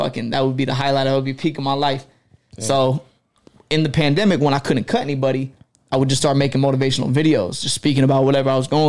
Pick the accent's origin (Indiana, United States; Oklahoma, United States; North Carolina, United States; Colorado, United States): North Carolina, United States; Fayetteville; moved away as an adult; now in Atlanta, United States; I am from Fayetteville, North Carolina, but moved out to Atlanta about 3 years ago